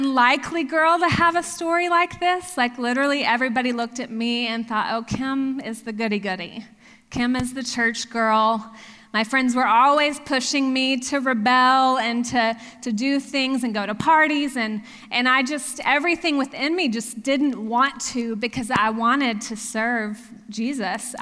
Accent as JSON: {"language": "English", "region": "Texas", "country": "United States", "tie": "born or raised there", "also_born_or_lived": "Oklahoma", "moved": "as an adult", "lives_now": "Pennsylvania, United States", "said": "I grew up in Texas, and yes, I am a very proud Texan."}